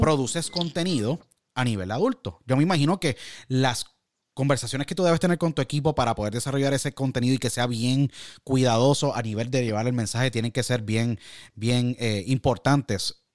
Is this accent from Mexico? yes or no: no; Puerto Rico; moved away; also born or lived in Orlando / California / Michigan; los retos como latinos y puertorriqueños y, y hermanos